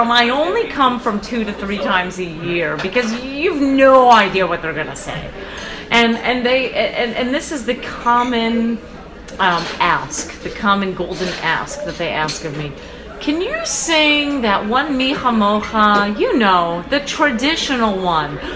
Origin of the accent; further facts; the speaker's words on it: Long Island, New York, United States; the one I remember seeing it when I was growing up in Long